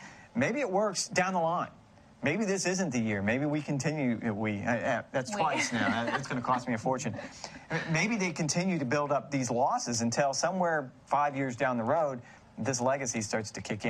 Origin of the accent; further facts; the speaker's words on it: United States; I am an American.